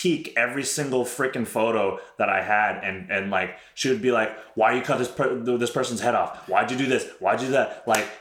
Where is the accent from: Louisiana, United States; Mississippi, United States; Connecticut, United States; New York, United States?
New York, United States; moved away as an adult; now in Houston, United States; I'm originally from New York.